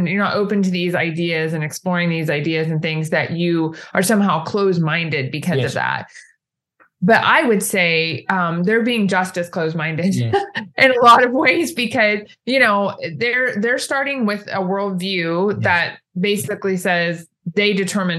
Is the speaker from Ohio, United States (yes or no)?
yes; Ohio, United States; moved away as an adult; now in Indiana, United States; I grew up in Ohio, actually, just south of Ohio State University